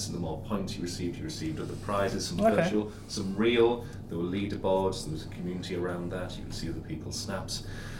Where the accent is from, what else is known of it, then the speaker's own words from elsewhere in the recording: Darlington, North East England, United Kingdom; I am from Darlington